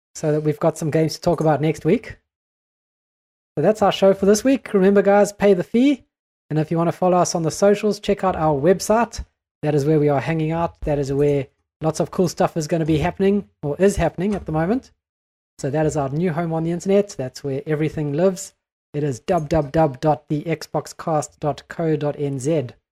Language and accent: English; New Zealand; we are a Kiwi podcast